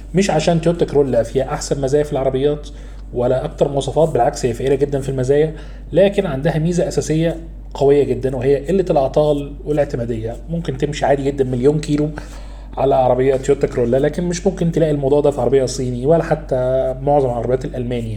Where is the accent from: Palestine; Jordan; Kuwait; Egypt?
Egypt; إحنا كمصريين